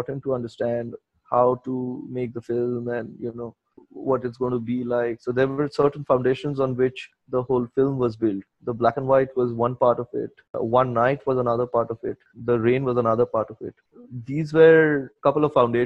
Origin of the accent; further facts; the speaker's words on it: Kolkata, West Bengal, India; also born or lived in Silchar, Assam, India; when I was growing up in Salt Lake, I grew up with a lot of friends who were deeply into addiction